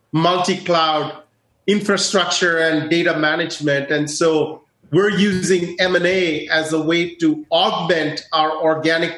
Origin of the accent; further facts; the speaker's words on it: India; moved away; my home country of India